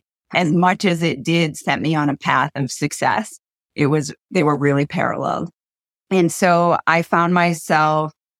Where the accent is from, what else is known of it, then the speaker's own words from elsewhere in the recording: Maine, United States; We are down-to-earth, solid girls from Maine